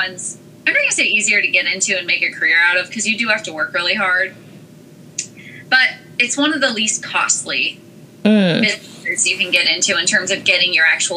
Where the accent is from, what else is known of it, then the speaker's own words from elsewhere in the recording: Carson City, Nevada, United States; moved away as an adult; now in Washington, D.C. area, United States; I'm originally from Carson City, Nevada, and I had moved to the area right after college